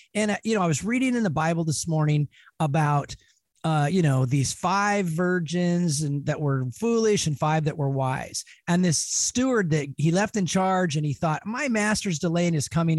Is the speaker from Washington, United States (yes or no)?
yes; Spokane, Washington, United States; also born or lived in Clark County, Washington / Seattle area, Washington; now in Seattle, United States; I was born here. Of course, I was born in Spokane. I've you know lived in Clark County for a number of years as well, mm-hmm. and been up here now in the Seattle area for 20 years